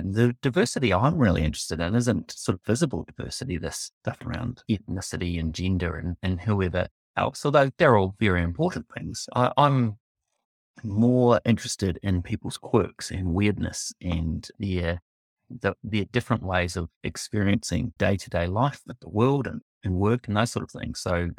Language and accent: English; Timaru, Canterbury, New Zealand; also born or lived in Belgium; originally from Timaru in the deep south, east coast of South Island, and grew up there.